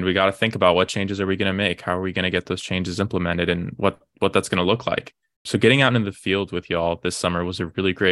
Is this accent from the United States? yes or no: yes; Austin, Texas, United States; I'm originally from Austin, Texas. Grew up there.